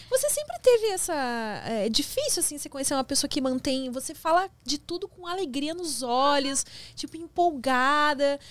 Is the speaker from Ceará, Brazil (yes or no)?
no; Rio Grande do Sul, Brazil; moved away as an adult; now in São Paulo, Brazil; eu sou gaúcha